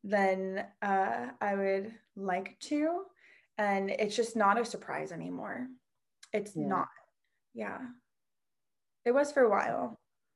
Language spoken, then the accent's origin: English; Washington, District of Columbia, United States; also born or lived in Queens, New York; I was raised in DC, like outside of DC